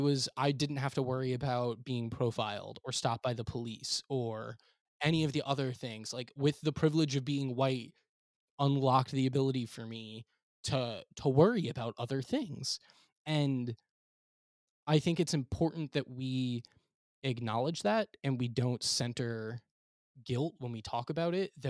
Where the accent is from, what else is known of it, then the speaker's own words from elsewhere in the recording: South Shore of Long Island, New York, United States; I grew up in the South Shore of Long Island